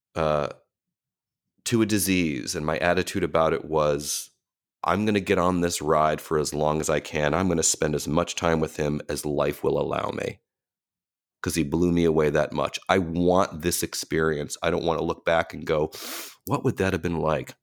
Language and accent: English; Cleveland, Ohio, United States; now in New York, United States; that whole experience growing up that way in a city like Cleveland